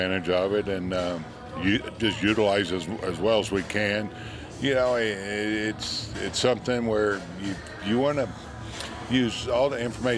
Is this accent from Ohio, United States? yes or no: no; Melbourne, Florida, United States; I grew up next to in Melbourne, Florida.